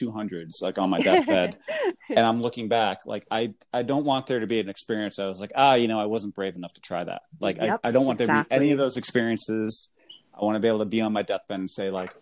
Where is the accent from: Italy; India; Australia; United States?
United States; accent: American; also born or lived in central New York; my American accent